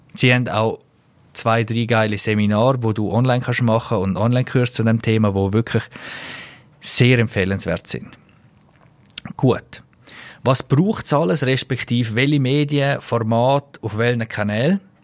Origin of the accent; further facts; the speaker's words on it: Switzerland; als Schweizer